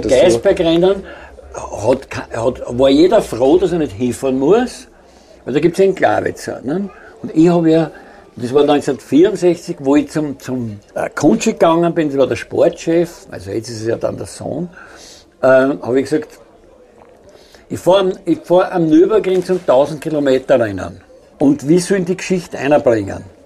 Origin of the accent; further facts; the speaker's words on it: Austria; ich bin aus Österreich